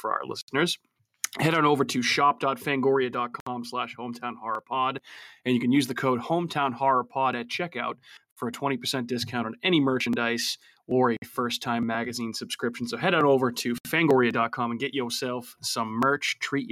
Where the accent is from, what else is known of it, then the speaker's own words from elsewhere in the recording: Randolph, Massachusetts, United States; where I grew up in Randolph, Massachusetts.